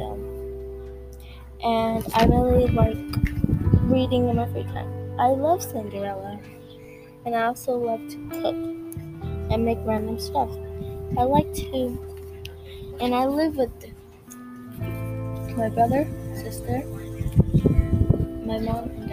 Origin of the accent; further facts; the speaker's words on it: San Angelo, Texas, United States; I was born in San Angelo, Texas, and I have not lived anywhere else